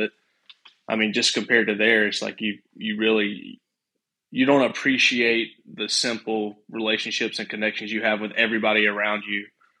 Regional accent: Cordele, Georgia, United States; I guess it's South Georgia. It's about 2 hours south of Atlanta, so not a whole lot.

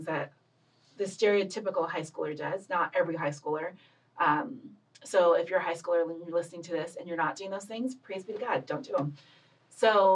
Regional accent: Loma Linda, California, United States; also born or lived in Los Angeles; I was born and raised in born in Los Angeles and grew up in Loma Linda, California

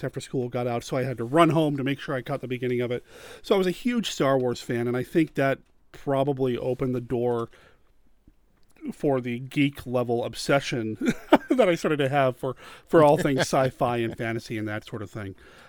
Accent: Wyoming, United States; also born or lived in Arizona / Washington / Montana; I don't remember my time growing up in Arizona, which is where I was born, but my earliest memories are from Washington. Spent some time there, moved to Montana, and then ultimately Wyoming

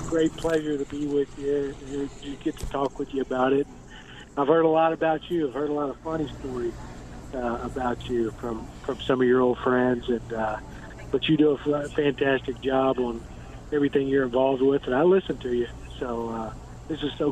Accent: East Texas, United States; moved away as an adult; now in Oxford, United States; I'm from East Texas originally, and so I was a high school coach's son.

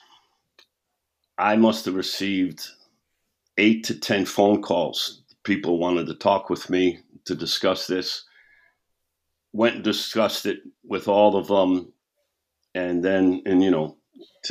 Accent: New York City, New York, United States; also born or lived in Scottsdale, Arizona; now in Fort Mill, United States; I'm from New York City. I said, where we grew up, we used to think that there was a pub or a bar and grill on every corner

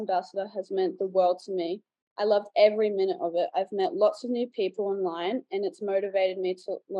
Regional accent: Sunshine Coast, Queensland, Australia; I'm from the Sunshine Coast, Australia, and I've been dancing at Beats Per Minute since 2008.

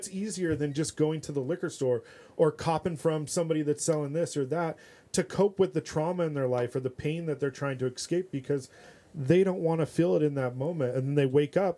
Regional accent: Huntington Beach, California, United States; I grew up in Huntington Beach

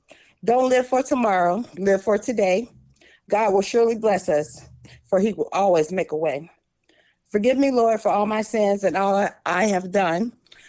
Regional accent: St. Augustine, Florida, United States; In St. Augustine, Florida.

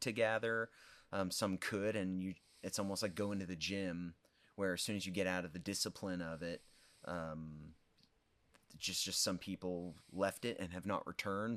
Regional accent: Olney, Illinois, United States; moved away as an adult; also born or lived in Wheaton, Illinois; now in Effingham, United States; born and raised in Olney, home of the white squirrels

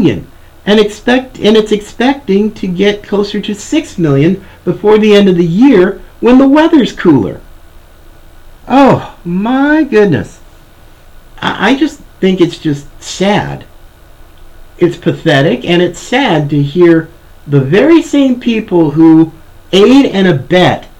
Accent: the South, United States; I was born in the South and right at the height of the civil rights movement.

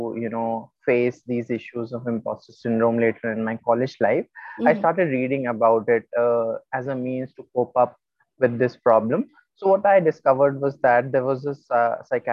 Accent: India; I'm from India

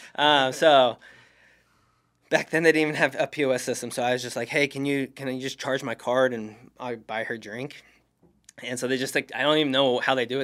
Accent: Oregon, United States; moved away as an adult; now in Arizona, United States; in my hometown

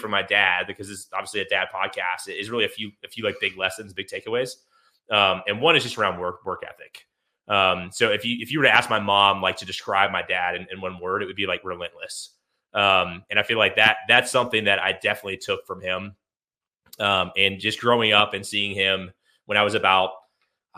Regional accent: Atlanta, Georgia, United States; I grew up near Atlanta, Georgia

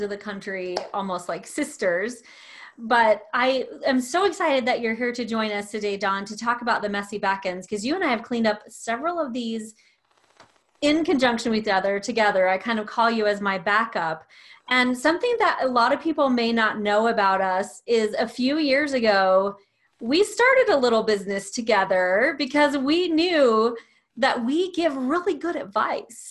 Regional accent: the South, United States; I'm from the South

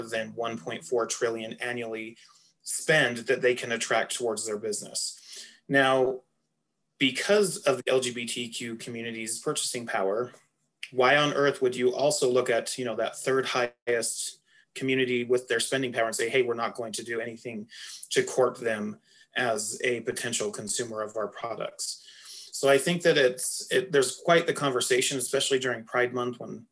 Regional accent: Salt Lake City, Utah, United States; moved away; young teenage boy walking through any store or down the streets of Salt Lake City growing up

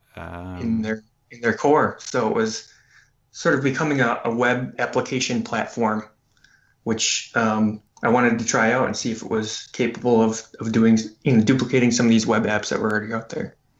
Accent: Green Bay, Wisconsin, United States; now in Madison, United States; actually where I grew up in Green Bay

